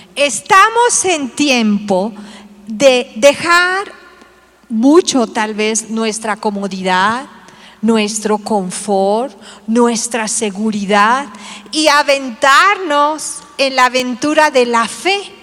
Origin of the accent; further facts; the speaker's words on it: Tabasco, Mexico; now in Mexico City, Mexico; Yo soy tabasqueño, mi esposo es de aquí del DF